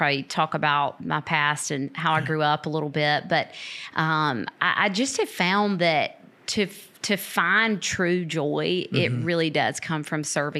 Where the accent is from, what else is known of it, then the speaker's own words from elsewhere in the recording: Lavonia, Georgia, United States; moved away as an adult; now in Americus, United States; I grew up in Northeast Georgia in a little town called Livonia, not Lithonia, okay. Livonia.